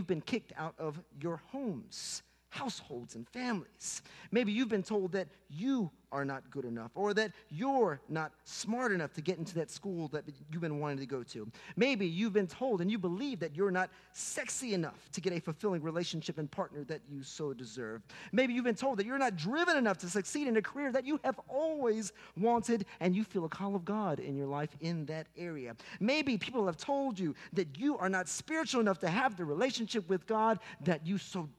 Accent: Houston, Texas, United States; I'm from Houston, Texas, conservative boy, Pentecostal

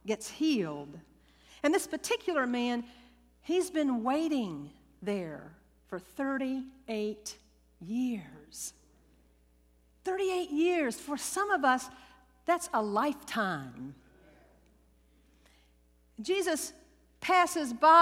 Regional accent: Louisiana, United States; I was raised Southern Baptist in Louisiana

